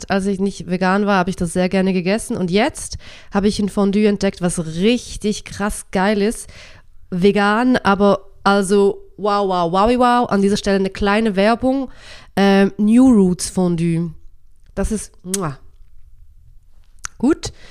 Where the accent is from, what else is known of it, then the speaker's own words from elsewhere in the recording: Switzerland; ich bin ja Schweizerin